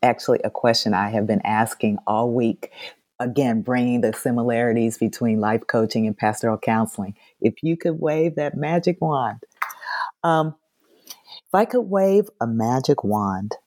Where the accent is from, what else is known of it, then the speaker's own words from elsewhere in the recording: Indianapolis, Indiana, United States; moved away; I grew up in Indianapolis